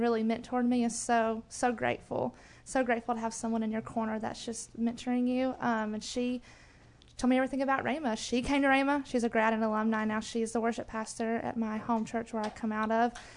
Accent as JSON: {"language": "English", "town": "Rome", "region": "Georgia", "country": "United States", "said": "I come from Rome, Georgia. So I'm from the northern part of Georgia"}